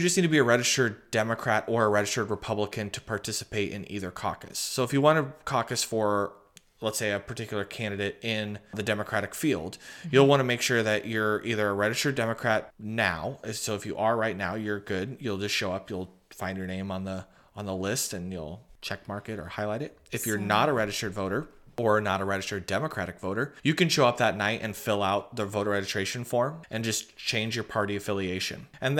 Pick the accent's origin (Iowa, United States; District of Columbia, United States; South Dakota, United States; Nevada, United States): Iowa, United States; Yeah, I was born and raised here in Iowa. I was born up by Waterloo, and then my family relocated down here when I was young to Dallas County.